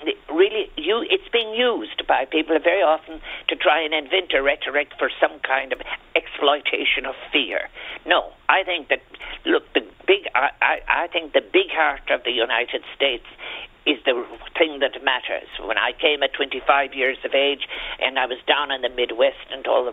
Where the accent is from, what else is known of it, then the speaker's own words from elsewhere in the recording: Ireland; we are Irish